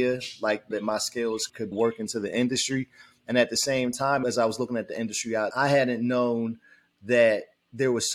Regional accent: Trenton, New Jersey, United States; moved away as an adult; also born or lived in Washington, D.C.; I grew up in Trenton, New Jersey, where I now have the opportunity to come back home after 21 years

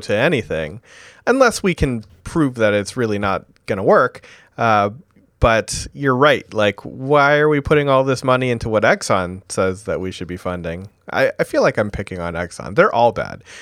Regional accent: Vermont, United States; my home state

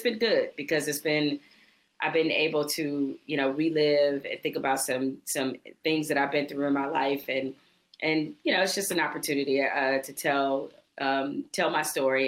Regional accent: Detroit, Michigan, United States; we're both from Detroit

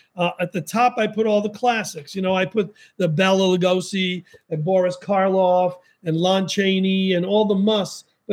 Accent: New York City, New York, United States; growing up in the Bronx

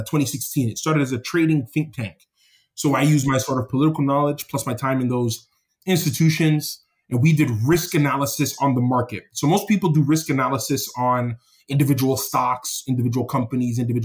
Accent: Toronto, Ontario, Canada; I'm born and raised in Toronto, Canada, from Jamaican parents who were Jamaican immigrants.

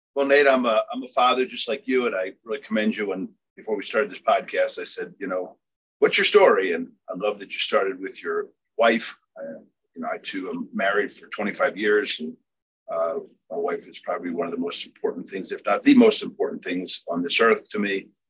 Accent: Philadelphia, Pennsylvania, United States; I was born and raised in Philadelphia

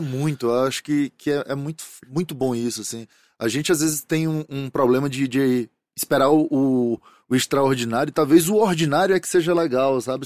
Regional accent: Fortaleza, Ceará, Brazil; sou de Fortaleza

